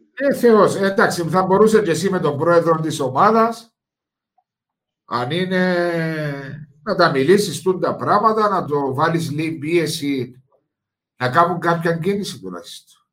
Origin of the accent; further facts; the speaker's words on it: Cyprus; είναι ο τόπο μου, η χώρα μου